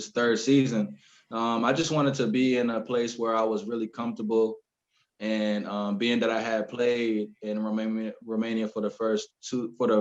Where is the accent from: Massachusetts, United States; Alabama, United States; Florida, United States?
Florida, United States; Orlando; also born or lived in Columbus, Georgia; originally I was born in Columbus, Georgia, not such a big city. And then shortly after that, I moved to Florida, Orlando, Florida